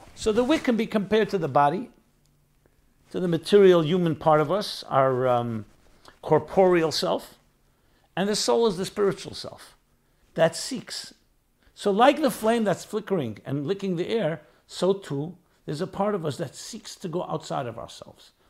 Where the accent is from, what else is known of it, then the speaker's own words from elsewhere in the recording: New York, United States; I'm a New York boy. I grew up in New York in a city